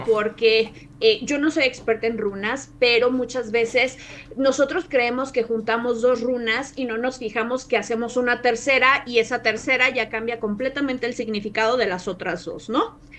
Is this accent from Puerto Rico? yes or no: no; Mexico; como mexicanos y también como latinoamericanos